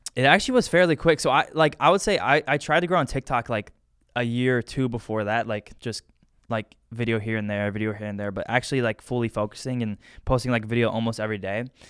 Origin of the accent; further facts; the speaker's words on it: Medina, Ohio, United States; I'm from Medina